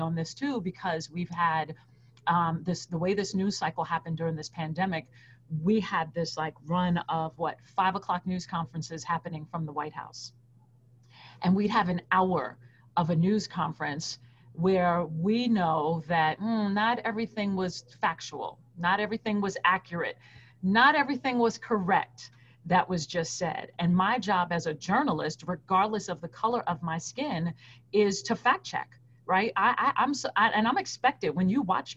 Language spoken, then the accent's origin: English; New York City, New York, United States; moved away as an adult; also born or lived in Fayetteville, Arkansas; I was born and raised in New York City